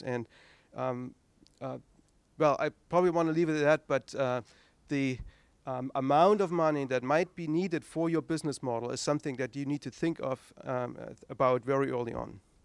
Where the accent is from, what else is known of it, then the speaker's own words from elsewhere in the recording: East Germany, Germany; English is a second language; moved away as an adult; I grew up in East Germany